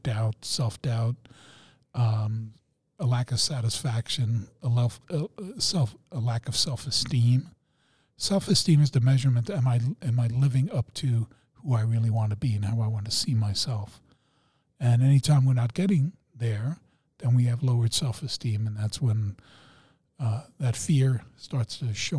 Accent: Germany; I'm German

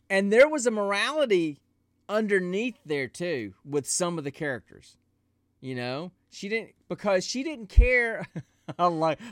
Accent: the South, United States; I'm from the South

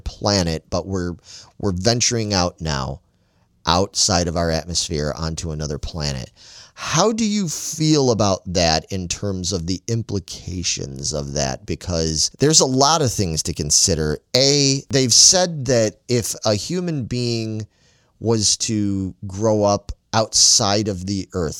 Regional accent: Chicago, Illinois, United States; me growing up in Chicago

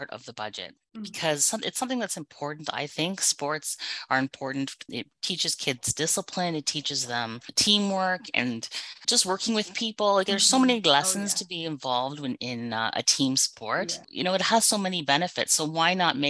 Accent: Canada; I was born and raised in Canada

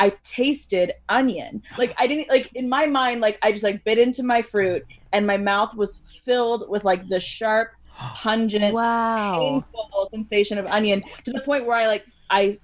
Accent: United States; as an American

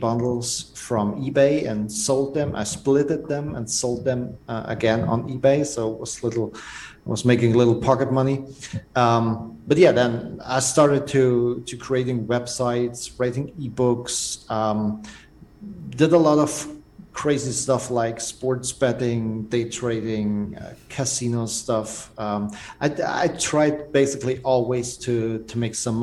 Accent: Germany; from Germany, and I'm a serial entrepreneur

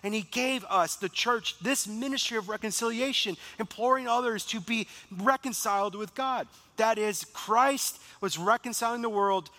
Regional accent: Beaver Dam, Wisconsin, United States; moved away; I'm afraid to go back to my hometown. I'm afraid to go back to Beaver Dam, Wisconsin

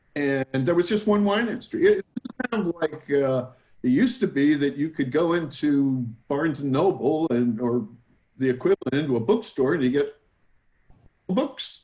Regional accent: New Jersey, United States; now in California, United States; I, I'm from New Jersey. That's where I got my attitude

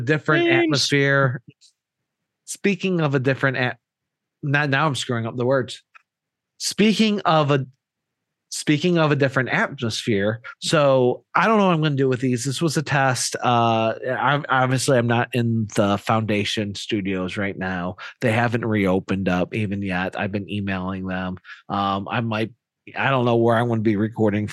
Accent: Michigan, United States; we're from Michigan

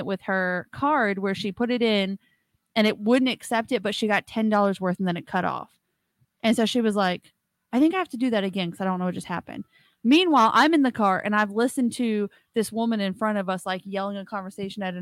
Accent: Washington, United States; moved away; I was born in Washington State. I did not grow up with Mardi Gras or parades

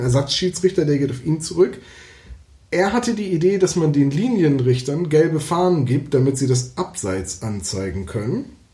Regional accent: Bremen, Germany; dass ich gebürtiger Bremer bin

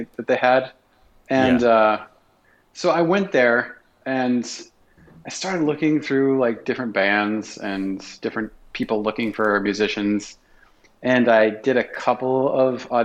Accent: South Dakota, United States; moved away as an adult; now in Minneapolis, United States; I'm a transplant. I'm from South Dakota

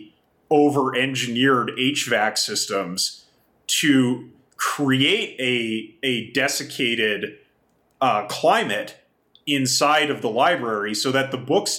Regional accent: Kamloops, British Columbia, Canada; moved away; also born or lived in Japan; I grew up in Kamloops in British Columbia

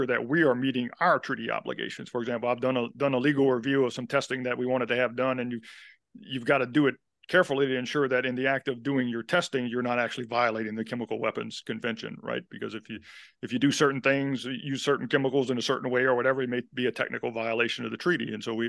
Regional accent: the South, United States; you know, I'm from the South, so we won't necessarily let the truth get in the way of a good story

